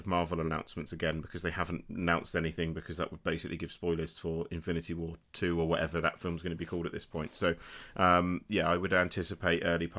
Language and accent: English; Basingstoke, South East England, United Kingdom; born or raised there